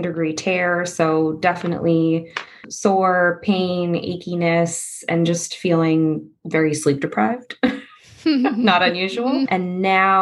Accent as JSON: {"language": "English", "area": "Long Island", "region": "New York", "country": "United States", "moved": "as an adult", "lives_now": "Astoria, New York, United States", "said": "I'm originally from Long Island"}